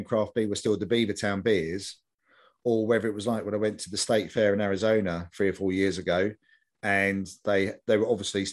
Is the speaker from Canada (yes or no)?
no; London, United Kingdom; I grew up in Stoke Newington